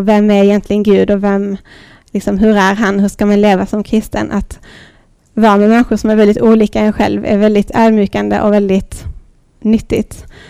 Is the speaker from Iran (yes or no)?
no; Lund, Skåne, Sweden; also born or lived in Thailand; i lilla Dalby och Lund där jag växte upp